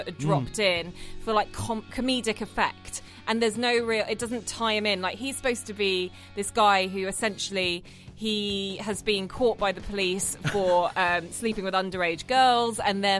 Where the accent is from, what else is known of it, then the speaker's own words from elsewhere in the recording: United Kingdom; we're British